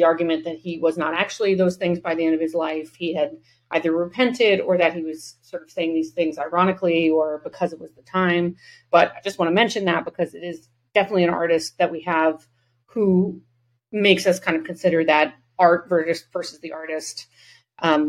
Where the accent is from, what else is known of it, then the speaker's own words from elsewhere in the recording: New England, United States; we all have extremely hooded eyes and come from New England